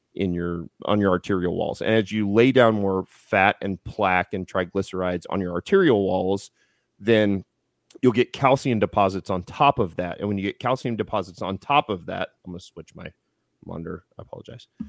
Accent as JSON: {"language": "English", "town": "Houston", "region": "Texas", "country": "United States", "tie": "born or raised there", "moved": "yes", "lives_now": "Missouri, United States", "said": "I was born in Houston"}